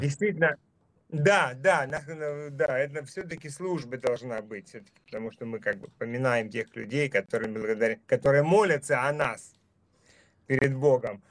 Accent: Dnipro, Dnipropetrovsk Oblast, Ukraine; moved away as an adult; also born or lived in Kharkiv, Ukraine / Enerhodar, Ukraine; я, например, там вот родился и вырос на Украине. И прожил там много, 33 э, э, года своей жизни. Учился в Харькове, родился в Днепропетровске

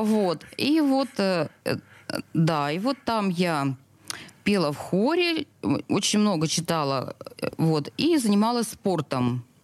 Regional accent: Saint Petersburg, Russia; Я родилась в Снегиревке. Это роддом в центре Петербурга. Жила в, в, у пяти углов в коммунальной квартире огромной

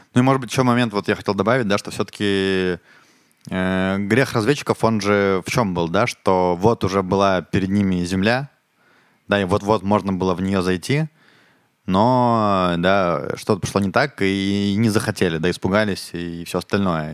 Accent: Ukraine; now in Israel; я из Украины, и я когда в школе учился

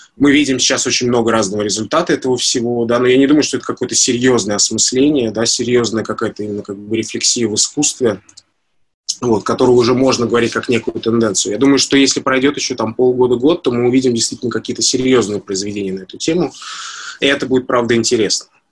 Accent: Moscow, Russia; я как москвич

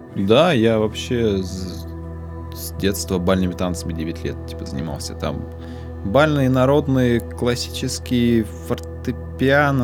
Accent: Tura, Krasnoyarsk Krai, Russia; moved away as an adult; я переехал из Туры в Красноярск в 18 лет, поступить в институт

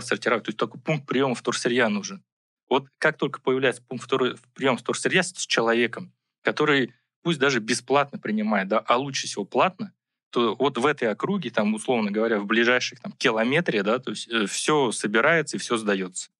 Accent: Buryatia, Russia; moved away; я сам из Бурятии, и, и вот, э, Байкал, да, вот, э, родина

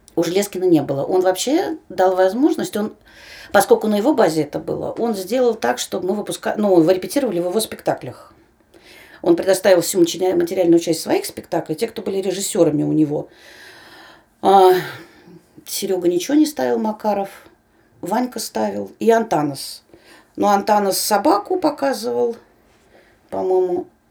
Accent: Moscow, Russia; я москвичка

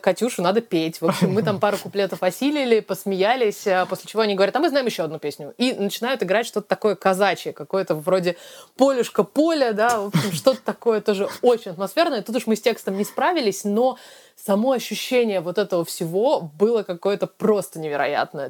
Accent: Russia; now in London, United Kingdom; мы из России

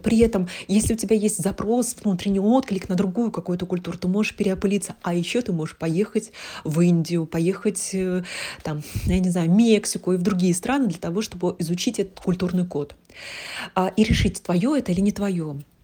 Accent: Tatarstan, Russia; also born or lived in Yekaterinburg; я родилась в Татарстане. Здесь, а, две культуры

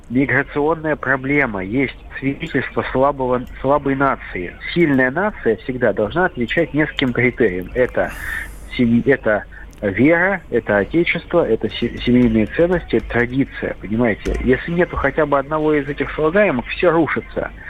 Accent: Saint Petersburg, Russia; Вот я хоть из Петербурга, у нас «Зенит», все понятно, «Зенит», «СК» и «Йокерит».

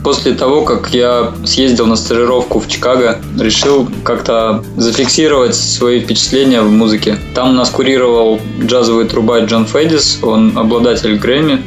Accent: Sayansk, Irkutsk Oblast, Russia; also born or lived in Krasnokamensk, Chita Oblast / Novosibirsk; now in Moscow, Russia; Вырос я в Саянске, Иркутская область.

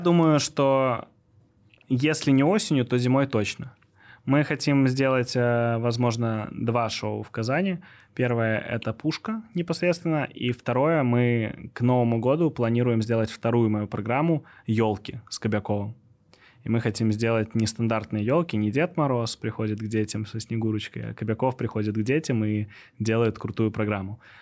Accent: Minsk, Belarus; also born or lived in Moscow, Russia; я сам из Минска

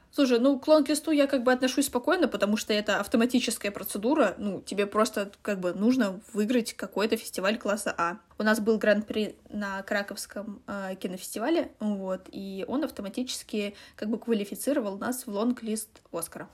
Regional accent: Russia; мы из России

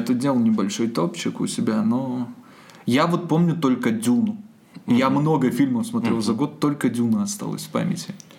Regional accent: Borzya, Zabaykalsky Krai, Russia; now in Irkutsk, Russia; Я родом из Забайкальского края, город Борзя

